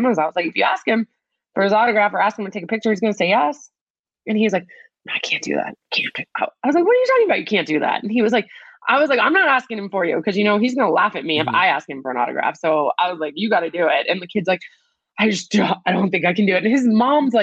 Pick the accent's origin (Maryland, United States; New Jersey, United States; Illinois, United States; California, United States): New Jersey, United States; growing up in New Jersey, going to a school where soccer was a big deal